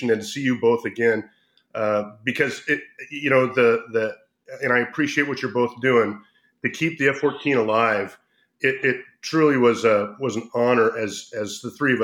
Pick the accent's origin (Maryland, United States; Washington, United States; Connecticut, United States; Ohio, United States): Washington, United States; Whidbey Island; I was born and raised in Whidbey Island, Washington State